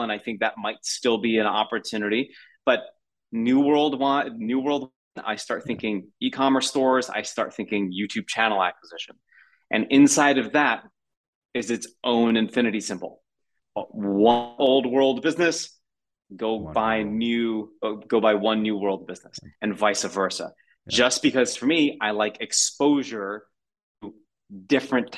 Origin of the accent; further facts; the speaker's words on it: United States; as an American